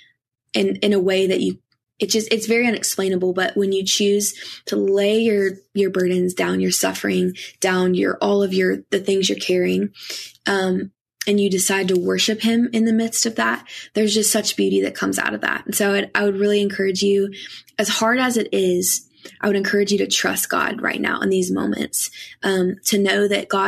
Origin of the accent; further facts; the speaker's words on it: Kentucky, United States; I grew up in Kentucky